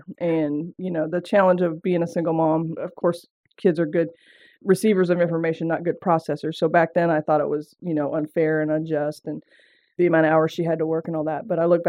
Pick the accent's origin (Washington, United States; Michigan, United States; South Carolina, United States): Washington, United States; Seattle; accent: southern twang; I grew up actually in Seattle, Washington, and some of you are going to pick up on that southern twang. I don't know what happened. I moved to the South, started drinking sweet tea and eating okra, and the next thing you know, I had a twang.